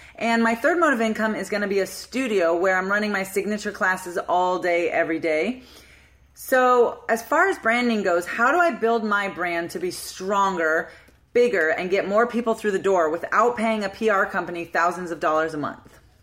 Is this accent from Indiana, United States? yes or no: no; Washington, District of Columbia, United States; now in California, United States; I grew up in DC